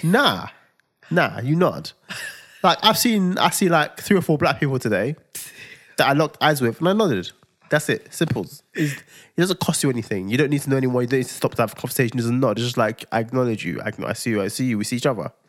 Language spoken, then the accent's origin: English; Nigeria; I'm Nigerian